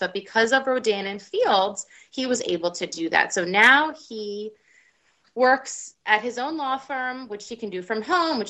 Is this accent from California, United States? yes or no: no; New Jersey, United States; also born or lived in New York City; We grew up in New Jersey